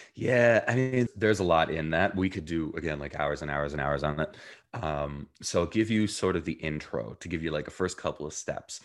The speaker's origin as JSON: {"language": "English", "region": "New Jersey", "country": "United States", "tie": "born or raised there", "also_born_or_lived": "Jerusalem, Israel / South Africa", "said": "I was born in Jerusalem, Israel, grew up in New Jersey, um, and spent a year between there, um, living in South Africa"}